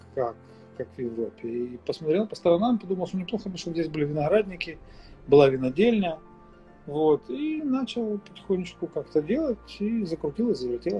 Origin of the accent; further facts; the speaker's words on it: Mykolaiv, Mykolaiv Oblast, Ukraine; also born or lived in Ochakiv, Ukraine; я сам из Николаева исторически